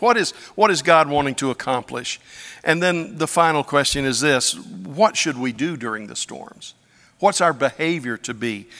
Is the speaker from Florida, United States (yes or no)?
yes; Pensacola, Florida, United States; When I was growing up in Pensacola, Florida